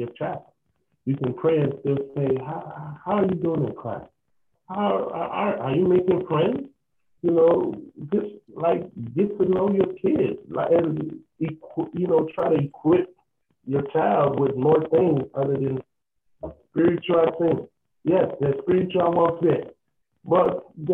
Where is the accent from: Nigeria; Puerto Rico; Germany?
Nigeria; growing up in Nigeria